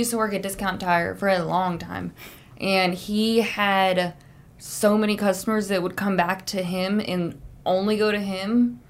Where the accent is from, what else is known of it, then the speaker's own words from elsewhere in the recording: Snellville, Georgia, United States; I'm from Snellville.